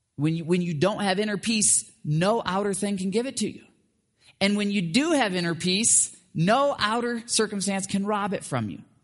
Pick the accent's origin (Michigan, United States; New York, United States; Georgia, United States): Michigan, United States; where I grew up in Michigan